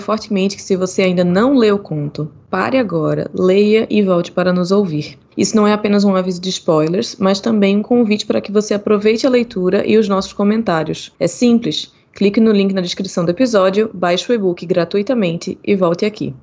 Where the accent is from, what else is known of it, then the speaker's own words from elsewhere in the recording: Recife, Pernambuco, Brazil; eu sou de Recife, eu sou pernambucana